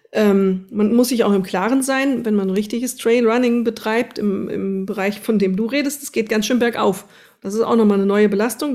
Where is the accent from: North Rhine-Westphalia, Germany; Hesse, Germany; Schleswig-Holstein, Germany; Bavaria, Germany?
Hesse, Germany; Wetterau, near Vogelsberg; ist meine Heimat, Vogelsberg. Da komme ich irgendwie aus der Nähe, zumindest her, aus dem Wetterau